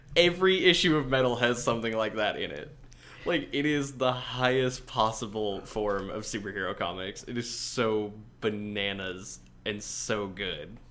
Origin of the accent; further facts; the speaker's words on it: Minnesota, United States; I am a person from Minnesota, the United States of America